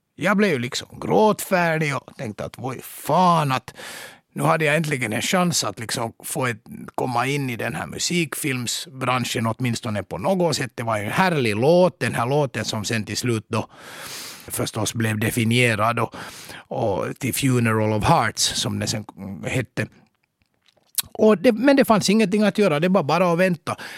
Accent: Mariehamn, Åland Islands; also born or lived in Turku, Finland; now in Helsinki, Finland; Jag föddes i Mariehamn av mina åländska föräldrar för 51 år sedan och sen skrev jag studenten i Katedralskolan i Åbo 1982

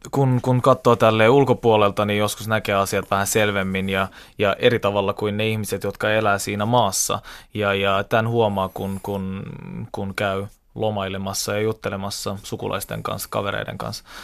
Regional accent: Istanbul, Turkey; born there; mä oon syntynyt Istanbulissa, tykkään käydä siellä paikan päällä.

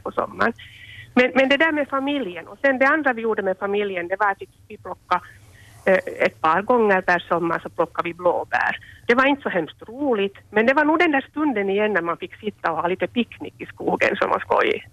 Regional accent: Espoo, Uusimaa, Finland; moved away as an adult; also born or lived in Ostrobothnia; now in Vaasa, Finland; jag är ju uppväxt i, i södra Finland, i Esbo

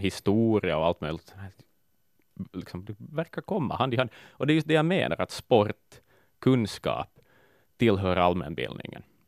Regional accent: Vaasa, Ostrobothnia, Finland; Tage är, liksom jag, född och uppvuxen i Vasa

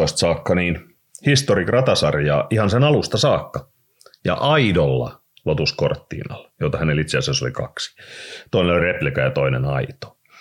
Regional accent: Raisio, Southwest Finland, Finland; also born or lived in United States; me tultiin sieltä Jenkeistä takaisin sitten Raisioon siinä 60-luvun puolivälissä

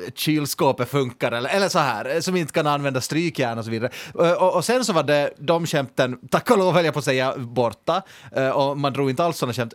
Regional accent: Finland

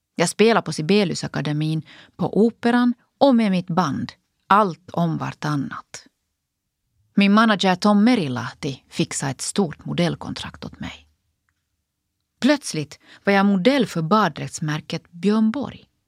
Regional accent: Finland; moved away as an adult; also born or lived in United States; jag både studerar och jobbar på heltid hemma i Finland.

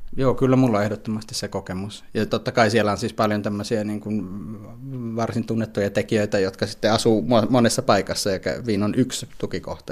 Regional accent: Helsinki, Uusimaa, Finland; moved away as an adult; now in Vienna, Austria; mä itse tuun Helsingistä, on asunut kuitenkin reilusti yli 20 vuotta täysin Helsingissä elämäni varrella

